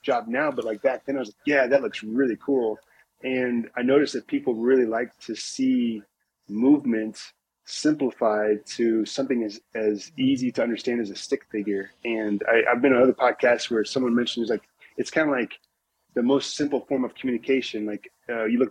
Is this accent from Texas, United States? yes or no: no; Indiana, United States; moved away as an adult; also born or lived in Louisville, Kentucky; growing up in Indiana